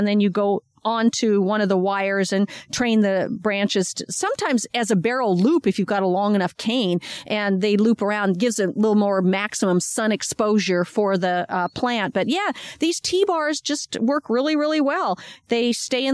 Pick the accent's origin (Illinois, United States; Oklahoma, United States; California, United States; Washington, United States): Washington, United States; now in Sacramento County, United States; I come from Washington State